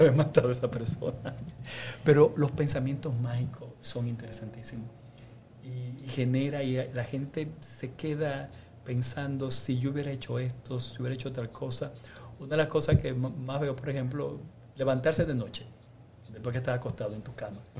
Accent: Dominican Republic; nosotros a veces como dominicanos

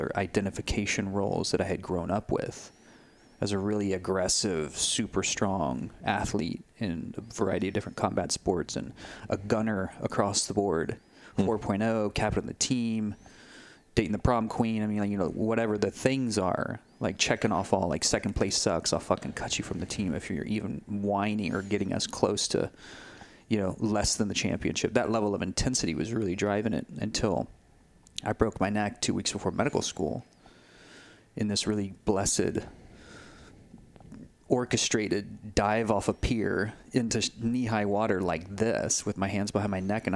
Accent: Texas, United States; moved away as an adult; also born or lived in Denver, Colorado / Sedona; when I moved from Texas to Colorado, from Austin, San Antonio to Denver to start my medical residency

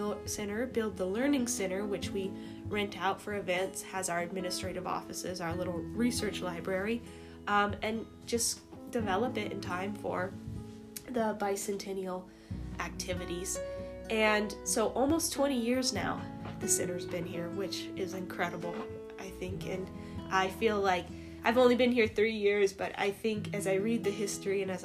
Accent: Wisdom, Montana, United States; now in Salmon, United States; I grew up in the Big Hole Valley of Montana, up in Wisdom, Montana

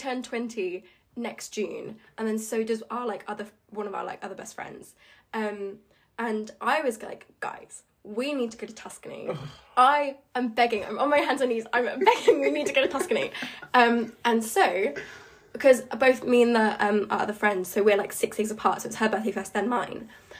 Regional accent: Suffolk, East of England, United Kingdom; I'm from Suffolk.

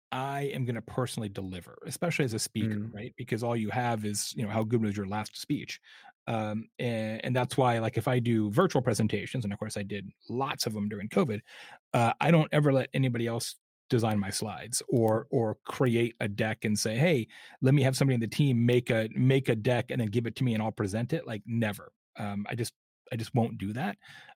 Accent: Arizona, United States; I grew up in Arizona, so I literally am like a tequila collector

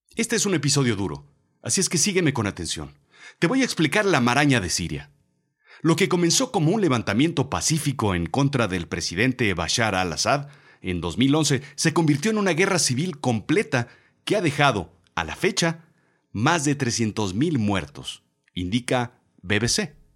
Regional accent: Mexico

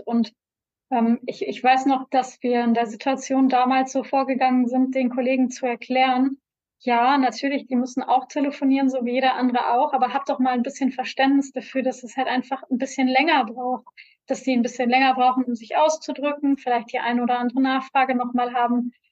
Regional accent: North Rhine-Westphalia, Germany; als Deutscher und hier als, als NRWler, als Westler

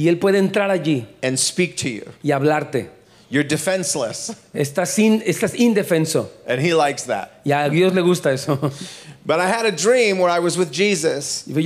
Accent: Houston, Texas, United States; Down south, I'm from Houston, Texas, y'all.

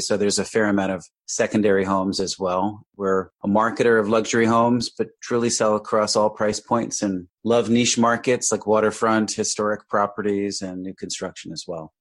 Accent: Westchester County, New York, United States; moved away as an adult; also born or lived in Evanston, Illinois; now in Monmouth County, New Jersey, United States; I grew up in Westchester County in New York

